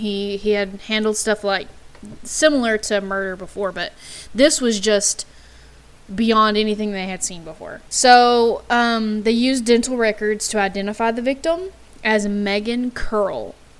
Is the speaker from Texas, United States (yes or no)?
yes; Texas, United States; We are from Texas